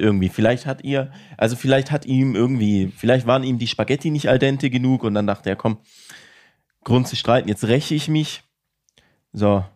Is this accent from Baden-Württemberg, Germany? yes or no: yes; Villingen-Schwenningen, Baden-Württemberg, Germany; bei uns in Schwenningen